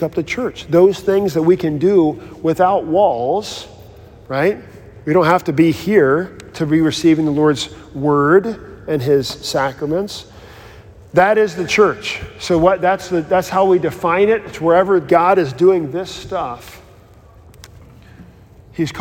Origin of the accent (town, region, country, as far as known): United States